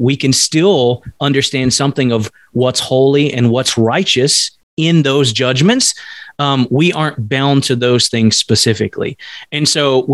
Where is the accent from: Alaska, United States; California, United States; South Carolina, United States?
Alaska, United States; I'm an American and I live in America